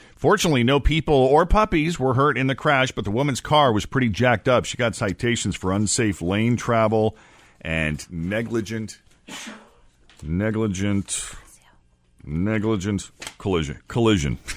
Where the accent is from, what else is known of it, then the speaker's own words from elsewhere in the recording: Boston, Massachusetts, United States; moved away as an adult; also born or lived in New York City / West Coast / Florida / Portland, Maine; now in Cincinnati, United States; I was born and raised in the Boston area.